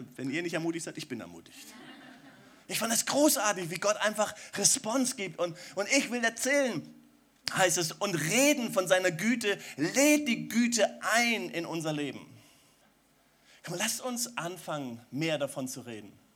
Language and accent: German; Germany; als Deutsche